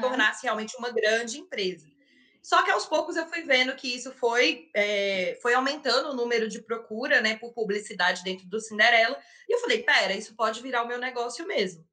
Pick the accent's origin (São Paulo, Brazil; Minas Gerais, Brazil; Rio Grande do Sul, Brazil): Minas Gerais, Brazil; Belo Horizonte; eu tenho 26 anos e sou aqui de Belo Horizonte